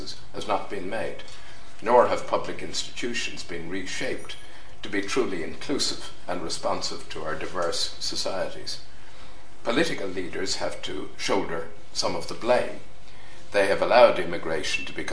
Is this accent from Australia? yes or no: no; Ireland; as an Irishman, I have a particular feeling about migration. My countrymen have been doing it for centuries